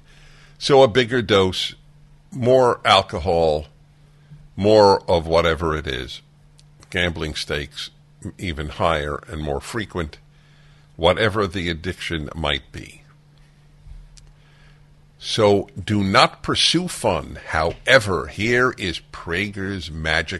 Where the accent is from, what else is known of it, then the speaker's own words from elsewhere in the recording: New York City, New York, United States; now in California, United States; I grew up in New York City